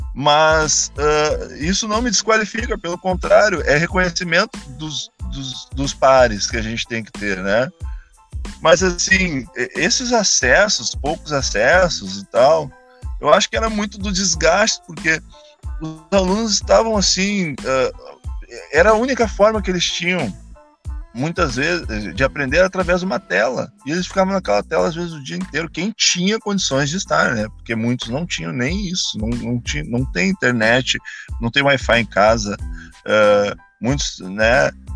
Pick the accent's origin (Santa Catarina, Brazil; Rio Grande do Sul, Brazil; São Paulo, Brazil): Rio Grande do Sul, Brazil; Canoas; Eu era de Canoas, sou de Canoas